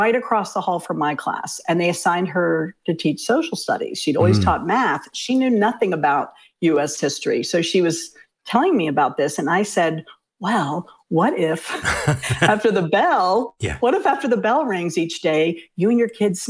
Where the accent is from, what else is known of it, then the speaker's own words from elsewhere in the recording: Fairfax County, Virginia, United States; also born or lived in Richmond, Virginia; the folks where we grew up in Fairfax County